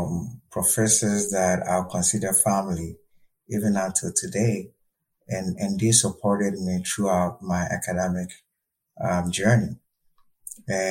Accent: Ghana; moved away as an adult; now in St. Cloud, United States; I'm originally from Ghana, West Africa.

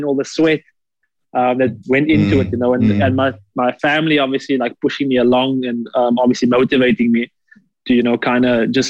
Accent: Port Elizabeth, Eastern Cape, South Africa; It all sort of started for me in the northern suburbs of Port Elizabeth, the dusty streets of Boysen Park.

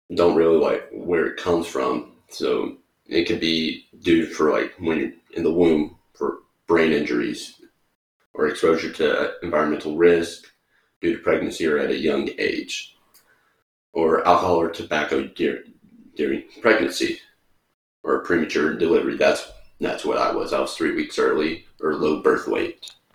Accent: the South, United States; moved away; growing up in the South

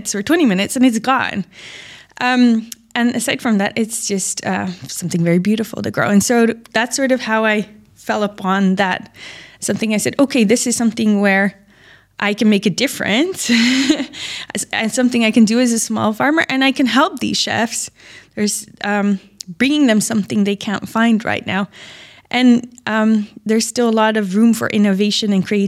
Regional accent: Netherlands; now in Dubai, United Arab Emirates; I'm from the Netherlands and there's a big ag industry there

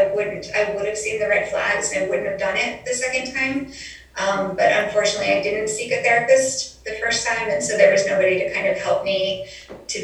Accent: Colorado, United States; moved away; I'm from Colorado

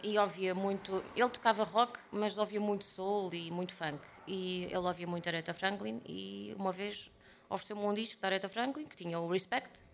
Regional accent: Portugal

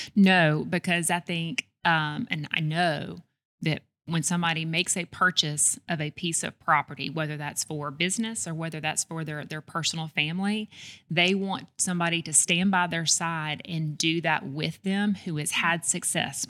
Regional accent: Homewood, Alabama, United States; also born or lived in Birmingham, Alabama; I grew up in Homewood, Alabama

